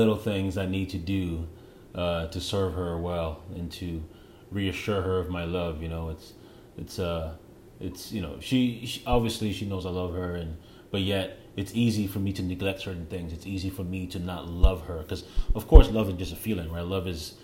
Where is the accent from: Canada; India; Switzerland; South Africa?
Canada; moved away as an adult; now in United States; I want to be a Canadian still